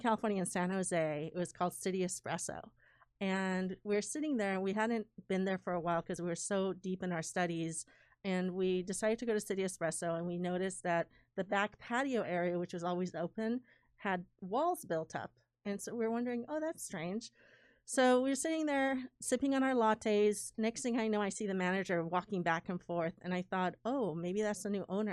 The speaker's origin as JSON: {"language": "English", "country": "Iran", "tie": "born or raised there", "moved": "yes", "said": "I was born in Iran, um, in nineteen seventy-seven"}